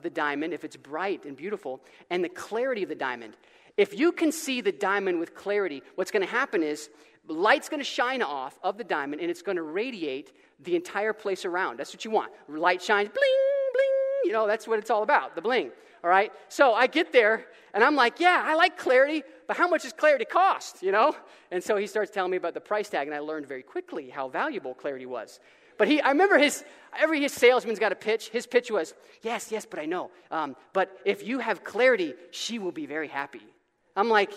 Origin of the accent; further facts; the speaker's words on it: Florida, United States; I'm from Florida